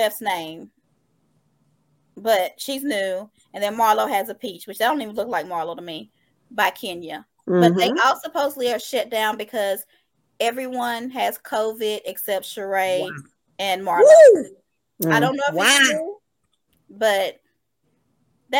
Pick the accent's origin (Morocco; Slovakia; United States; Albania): United States; the South; now in Smyrna, United States; I'm from the South.